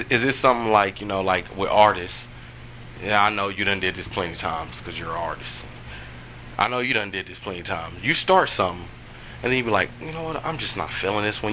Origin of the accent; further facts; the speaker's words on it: Kansas, United States; I'm still from Kansas